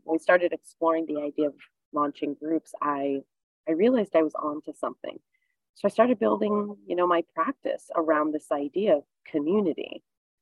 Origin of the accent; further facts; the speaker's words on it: East Coast, United States; moved away; I grew up on the East Coast